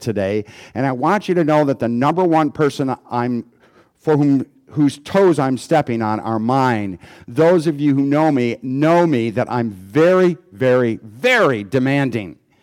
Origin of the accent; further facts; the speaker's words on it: United States; as an American